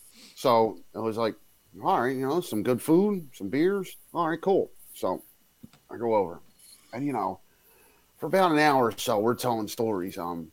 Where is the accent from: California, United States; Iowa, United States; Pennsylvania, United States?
Pennsylvania, United States; Philadelphia; I'm from Kensington.